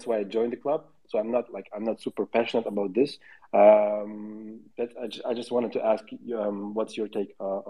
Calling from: Lisbon, Portugal; I'm tuning in from Lisbon, Portugal.

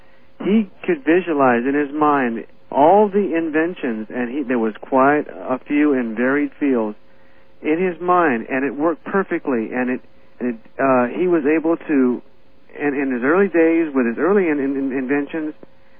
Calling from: Aiea, Hawaii, United States; Art, I'm calling from Hawaii.

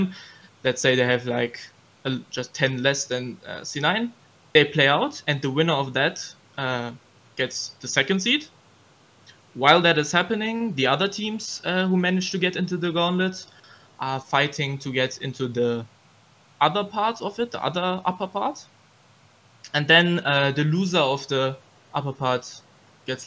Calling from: Cologne, North Rhine-Westphalia, Germany; I'm calling from Cologne, Germany

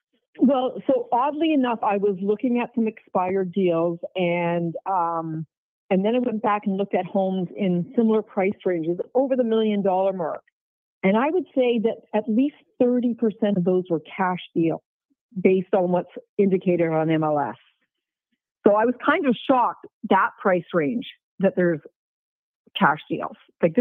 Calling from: Charlotte, North Carolina, United States; I'm from Charlotte, North Carolina.

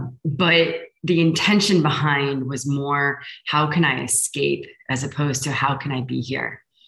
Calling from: Lisbon, Portugal; I'm sending love from Lisbon.

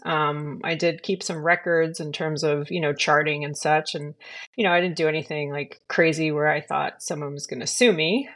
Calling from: California, United States; I'm calling in from California, uh, in the United States.

